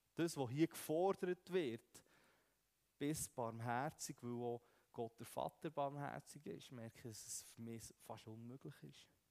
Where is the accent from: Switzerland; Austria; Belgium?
Switzerland; wir Schweizer